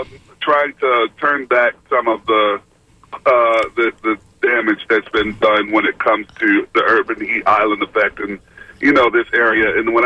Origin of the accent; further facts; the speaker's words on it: Tampa, Florida, United States; I'm actually from Tampa, but I'm just on the road.